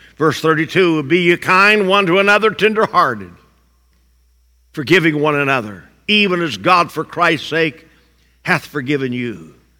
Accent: Indiana, United States; I'm from Indiana

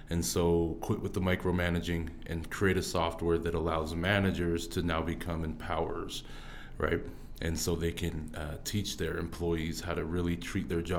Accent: Orem, Utah, United States; also born or lived in Fiji / Kansas City; so I was born out in uh, Fiji. Okay. Yep. And so uh, that's where my mom was at, and so I was adopted from Fiji, brought straight to Orem, Utah, and been there ever since three months.

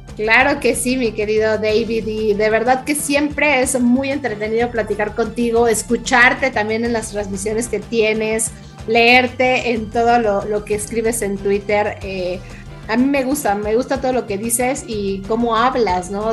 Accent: Mexico

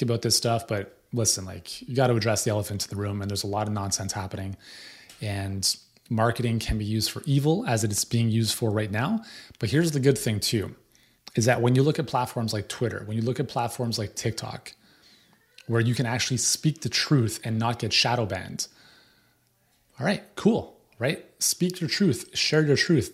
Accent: Canada; as a Canadian

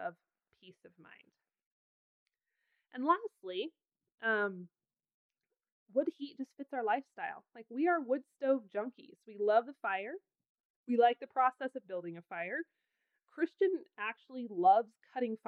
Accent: Pacific Northwest, United States; now in Wyoming, United States; I grew up in the Pacific Northwest where it's wet and soggy all winter

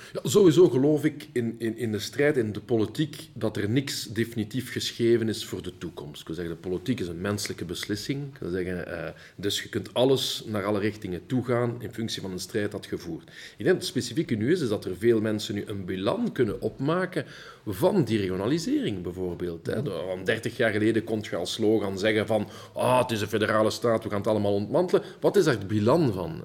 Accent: Wallonia, Belgium; first language Dutch; also born or lived in Flanders; wel in Wallonië opgegroeid

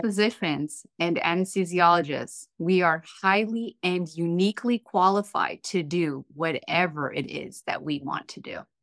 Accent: Eritrea; now in United States; I am a proud first generation immigrant American. I am from Eritrea

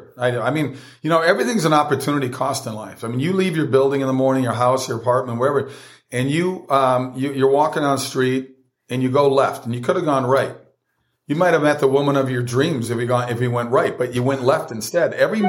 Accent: Minnesota, United States; born or raised there; moved away as an adult; also born or lived in Italy

